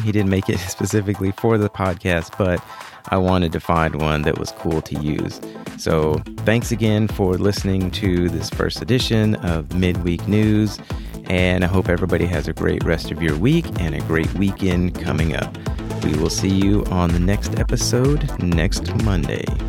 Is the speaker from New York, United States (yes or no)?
no; Houston, Texas, United States; Right here in Houston, Texas, my hometown